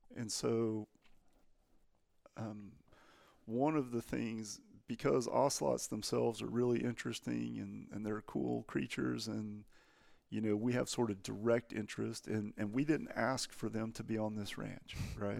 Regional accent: Texas, United States; I'm from Texas

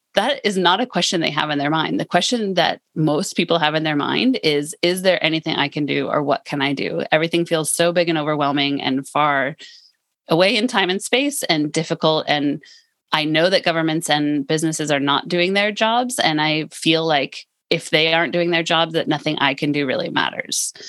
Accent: California, United States; now in Lund, Sweden; I'm from California

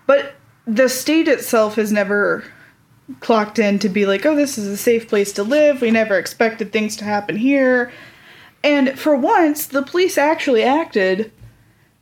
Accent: the South, United States; I grew up in the South

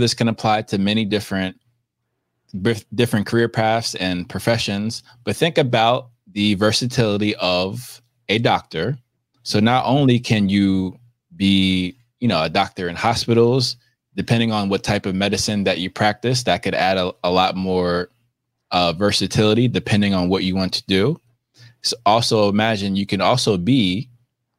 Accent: United States; I can only speak as an American and an African American

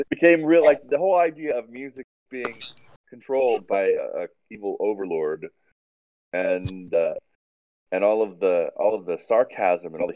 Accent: Hawaii, United States; I was fascinated by the ocean and marine biology growing up in Hawaii

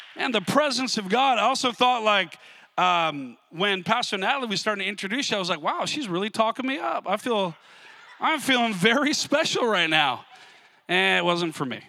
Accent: Minnesota, United States; I grew up I grew up in Minnesota

